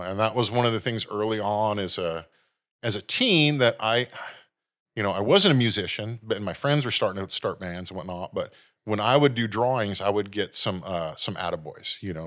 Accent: San Jose, California, United States; now in Santa Cruz, United States; born and raised in San Jose

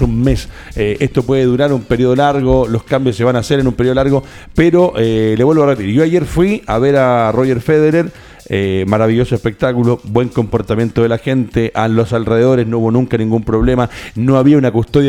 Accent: Chile; uno como chileno

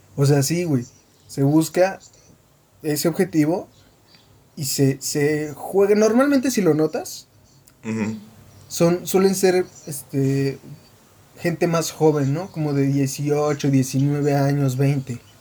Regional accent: Mexico; soy mexicano. Al menos la mitad de mí

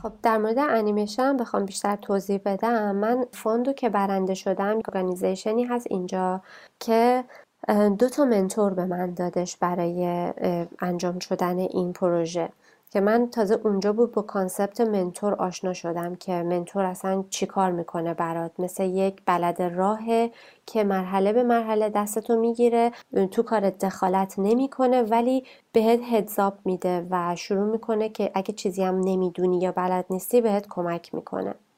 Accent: Iran; moved away as an adult; also born or lived in North Vancouver, Canada; now in Vancouver, Canada; ما تو ایران بزرگ شدیم

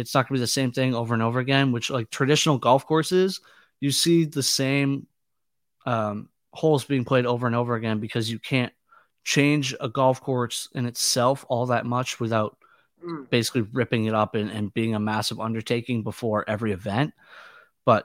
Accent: Boston, Massachusetts, United States; I'm from Boston

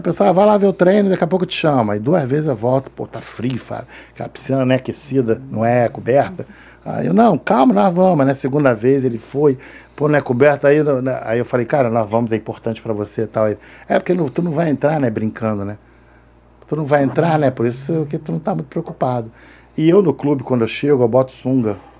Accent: Rio de Janeiro, Brazil; Nasci na Penha

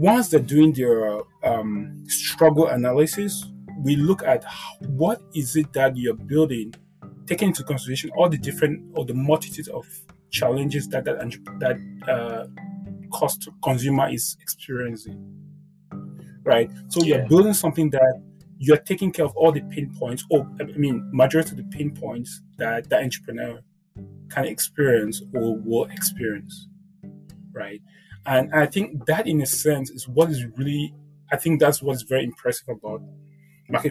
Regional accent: Cameroon; I'm now from Cameroon

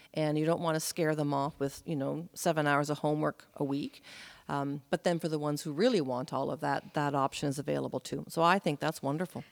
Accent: Prince Edward Island, Canada; moved away as an adult; also born or lived in New Brunswick / Alberta / British Columbia; I was born in New Brunswick. We moved to Prince Edward Island when I was 10.

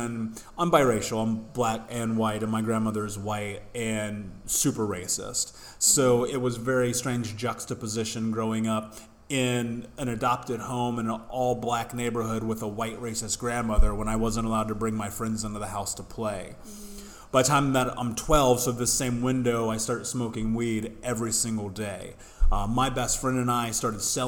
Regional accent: Indianapolis, Indiana, United States; I grew up in the States in Indianapolis

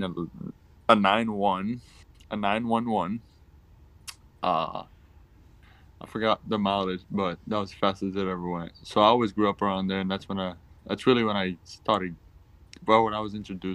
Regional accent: Puerto Rico; moved away; When I was growing up in Puerto Rico, my dad was always into, always doing car related or like motor stuff

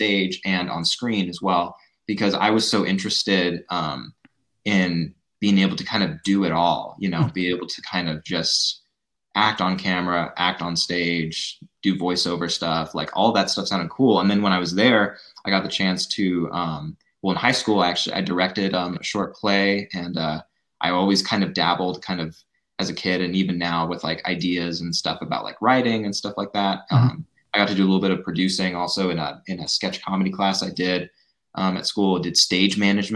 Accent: Spokane, Washington, United States; I was born and raised here in Spokane.

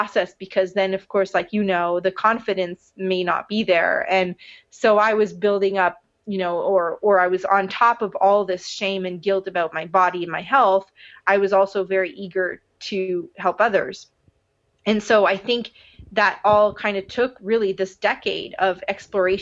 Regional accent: Montreal, Quebec, Canada; moved away; here I am back in Montreal, my hometown

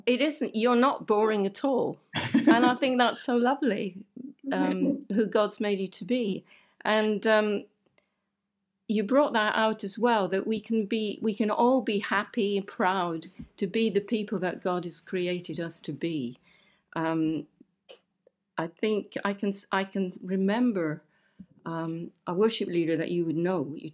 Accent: Aberdeen, Scotland, United Kingdom; now in Romford, United Kingdom; I come from Scotland. I come from Aberdeen. And where I lived was so beautiful

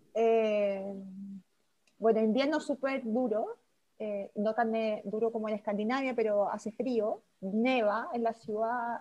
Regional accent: San Javier, Maule, Chile; moved away as an adult; also born or lived in Santiago, Chile; now in Vienna, Austria; yo soy de San Javier, como a tres horas de Santiago, pero estudié y hice todo en Santiago, entonces al final viví mucho tiempo en Santiago

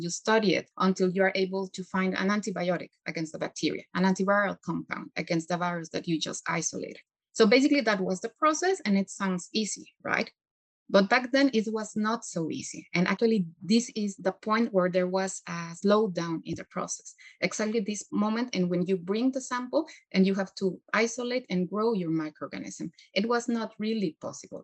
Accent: Mexico; moved away; I come from Mexico

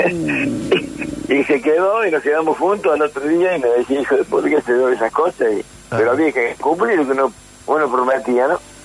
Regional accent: Córdoba, Argentina; moved away as an adult; also born or lived in San Martín de Tucumán; yo cuando me fui de Córdoba, ya grande, ya, eh, 19 años, me voy a San Martín de Tucumán

